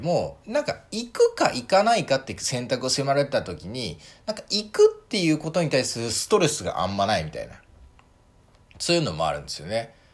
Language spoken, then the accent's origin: Japanese; Tokyo, Japan; moved away as an adult; also born or lived in Sendai, Miyagi, Japan; now in Finland; 学校3年生の時までしかいないんで、まあ、ほとんどの時間を東京で過ごしてはいる